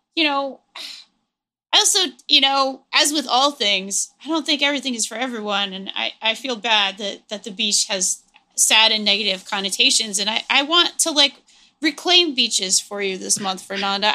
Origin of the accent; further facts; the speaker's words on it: New England, United States; I grew up in New England